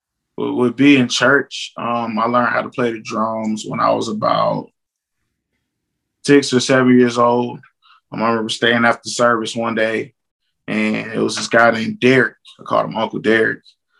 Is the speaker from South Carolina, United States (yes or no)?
yes; South Carolina, United States; also born or lived in Jacksonville, North Carolina / Cuba / Virginia; I was born in Jacksonville, North Carolina. But I was raised, I would say, mainly in South Carolina.